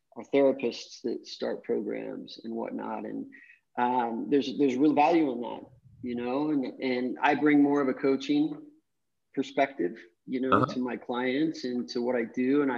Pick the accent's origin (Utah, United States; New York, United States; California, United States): Utah, United States; Salt Lake City; moved away as an adult; now in Costa Rica; I'm from Salt Lake City, Utah, grew up doing a lot of outdoor activities